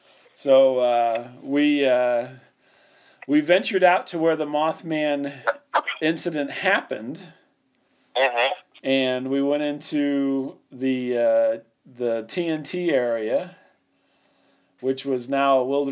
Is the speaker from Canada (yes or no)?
yes; Canada; I'm Canadian.